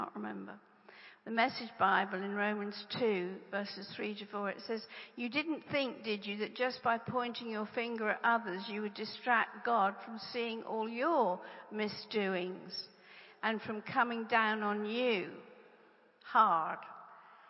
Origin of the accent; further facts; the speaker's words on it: England, United Kingdom; I'm English